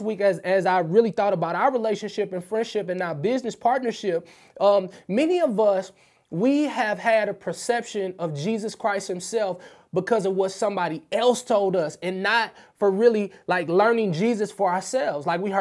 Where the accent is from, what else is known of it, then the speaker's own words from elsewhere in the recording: St. Louis, Missouri, United States; I'm from the hood. I'm from St. Louis, Missouri. I'm from the Show Me State